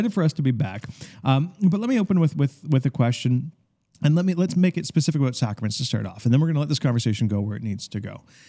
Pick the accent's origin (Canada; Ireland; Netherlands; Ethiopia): Canada; Ontario; so I grew up in the Catholic school system in Ontario